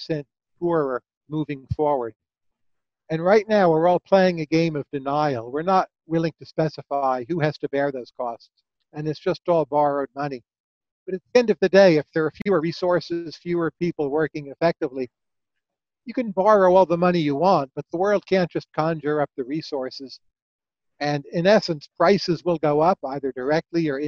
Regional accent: United States; as an American

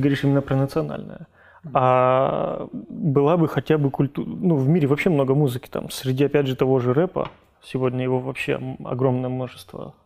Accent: Kabardino-Balkaria, Russia; moved away; У нас, как бы у нас на родине, там, в КБР

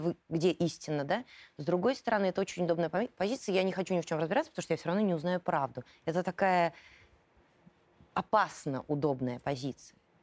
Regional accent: Moscow, Russia; also born or lived in Volgograd; я с раннего детства живу в Москве

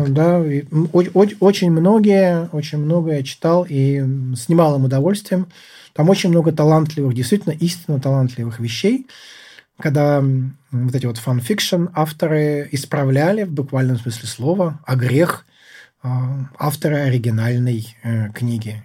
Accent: Russia; now in United States

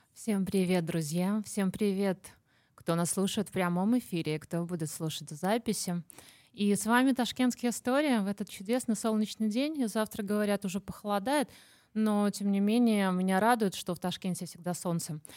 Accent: Minsk, Belarus; now in Tashkent, Uzbekistan; мы сами не отсюда, я из Минска

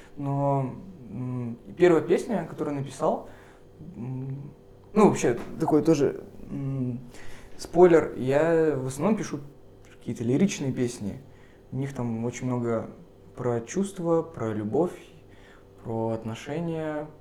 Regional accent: Sarapul, Udmurt Republic, Russia; now in Murmansk, Russia; я сам не из Мурманска, я приехал из Средней Полосы, mm. из Мурманской республики, из города Сарапула. И в Сараполе я ходил на рок-концерты

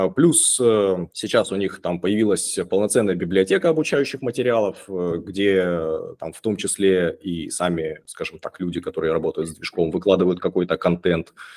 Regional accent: Rostov-on-Don, Rostov Oblast, Russia; 36 лет, э, Ростов-на-Дону.

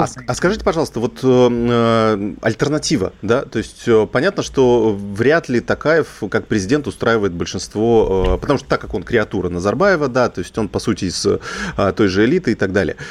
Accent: Kazakhstan; moved away; сам родом из Казахстана, э, представитель среднего ЖУЗа

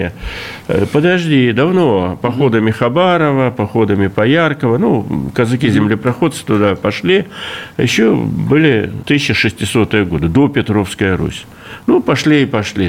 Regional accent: Russian Far East, Russia; как дальневосточник всю жизнь живу

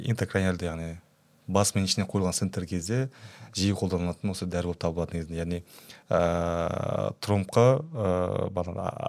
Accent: Kazakhstan; енді қазақпыз ғой бәрібір

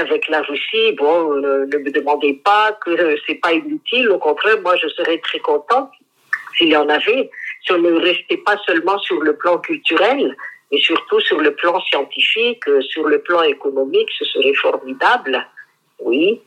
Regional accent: Madagascar

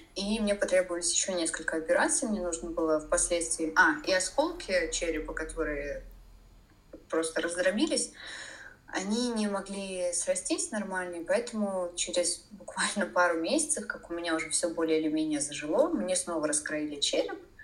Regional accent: Saint Petersburg, Russia; first language Russian; moved away as an adult; now in Poland; в городе, который я люблю, в котором я родилась. А, я петербурженка в пятом поколении

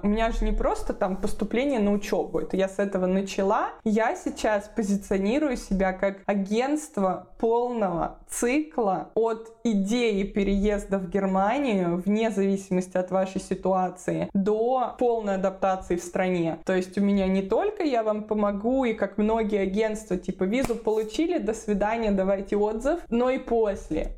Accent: Moscow Oblast, Russia; moved away as an adult; also born or lived in Bamberg, Germany; now in Germany; Я сама родилась и выросла в Москве, точнее в Подмосковье, в ближнем Подмосковье

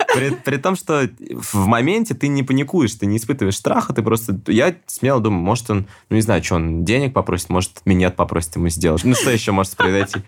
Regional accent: Russia; я из России.

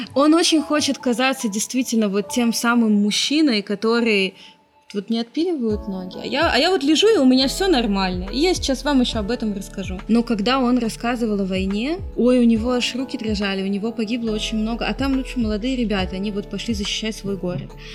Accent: Russia; also born or lived in Israel / Yekaterinburg, Russia

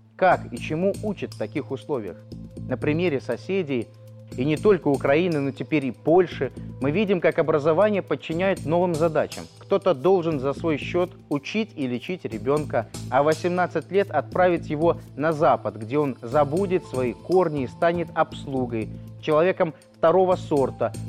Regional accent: Belarus; я, гражданин Республики Беларусь

